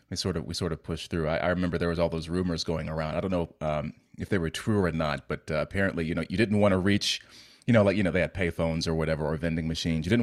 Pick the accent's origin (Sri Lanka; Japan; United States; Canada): United States; Virginia; also born or lived in Heidelberg, Germany / Belgium; So, like, I was born in Heidelberg. Um, I have just about no memory of that. And then uh, we were in uh, south in, uh, southeastern Virginia. Then we went to Belgium